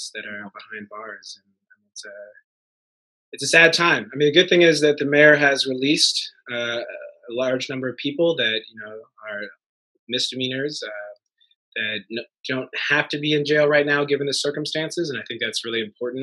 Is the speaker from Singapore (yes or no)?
no; Missouri, United States; moved away as an adult; also born or lived in Harlem, New York; now in New York, United States; I'm from Missouri.